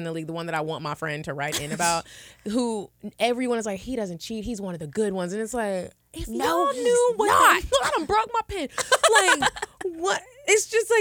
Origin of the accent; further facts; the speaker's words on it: Arlington, Texas, United States; Me and Kiki are from Texas